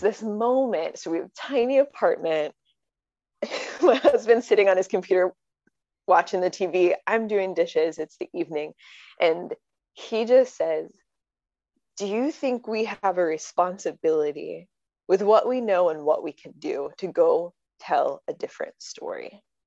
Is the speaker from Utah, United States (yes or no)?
no; Connecticut, United States; moved away; I'm from Connecticut